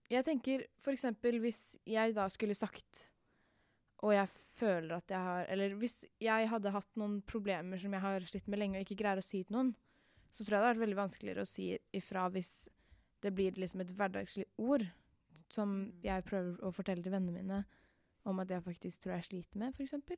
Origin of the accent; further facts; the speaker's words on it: Oslo, Norway; er 14 år og kommer fra Mortensrud i Oslo.